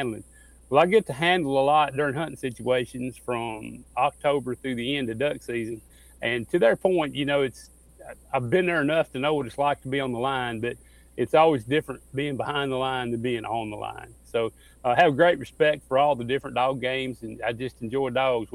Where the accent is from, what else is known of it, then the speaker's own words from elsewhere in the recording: Missouri Ozarks, United States; moved away; I've come from the Missouri Ozarks originally.